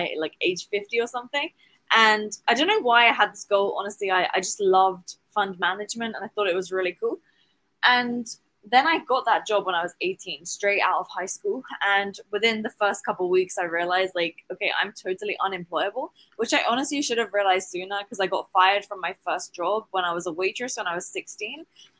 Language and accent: English; England, United Kingdom; now in Dubai, United Arab Emirates; I'm originally from England in the UK, and I now live in Dubai.